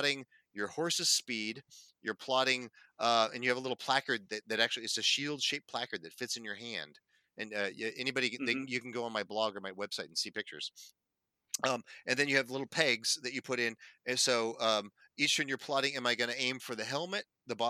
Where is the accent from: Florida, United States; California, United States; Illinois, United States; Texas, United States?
California, United States; Northern; As a Californian and a Northern Californian